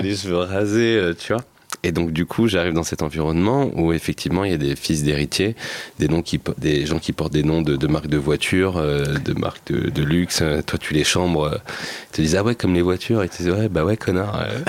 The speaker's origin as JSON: {"language": "French", "area": "Seine-Saint-Denis", "region": "Île-de-France", "country": "France", "tie": "born or raised there", "said": "moi, je venais de Seine-Saint-Denis"}